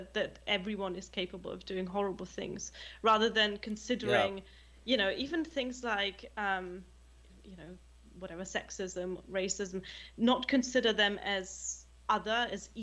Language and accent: English; Germany; English is a second language; moved away as an adult; also born or lived in United Kingdom; me growing up in Germany